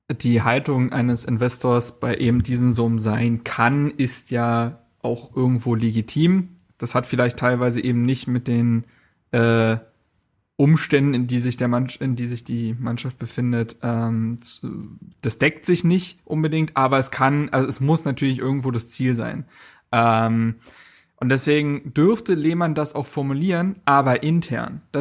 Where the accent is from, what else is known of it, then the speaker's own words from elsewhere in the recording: Berlin, Germany; ich habe mich als Berliner auch sehr verstanden gefühlt.